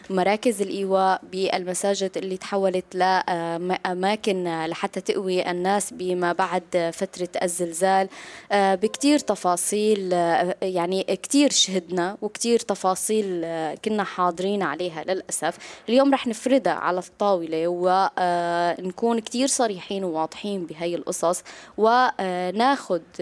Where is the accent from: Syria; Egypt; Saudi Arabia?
Syria; بالنسبه لنا نحن كسوريين كل هذا الالم والتعب اللي عاشوا الالاف من السوريين